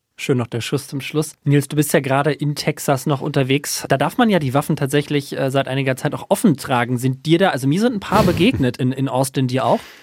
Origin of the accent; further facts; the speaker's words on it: Germany; now in United States; als Deutscher